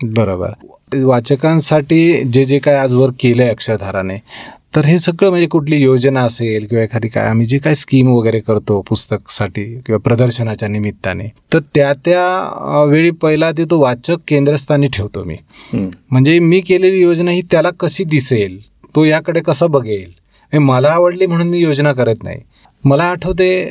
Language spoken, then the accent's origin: Marathi; Parule, Maharashtra, India; moved away; कोकणात सिंधुदुर्गमध्ये परुळे गाव